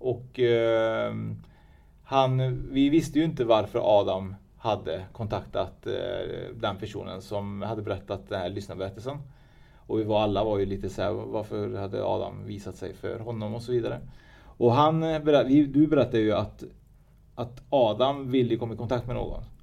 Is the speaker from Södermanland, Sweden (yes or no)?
no; Trollhättan, Västra Götaland, Sweden; also born or lived in Vänersborg; Jag är född i, Vänersborg, alltså Trollhättan.